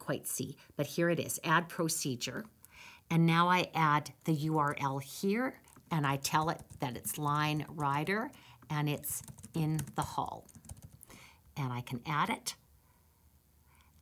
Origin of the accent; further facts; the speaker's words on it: Campbell River, British Columbia, Canada; moved away as an adult; also born or lived in Victoria, British Columbia / Saskatchewan; now in Red Deer, Canada; I'm Canadian. I grew up in British Columbia in Campbell River, went to the University of Victoria, and then moved to Saskatchewan